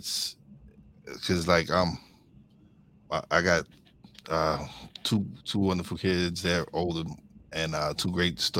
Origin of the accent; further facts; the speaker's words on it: New York City, New York, United States; We're both from New York City.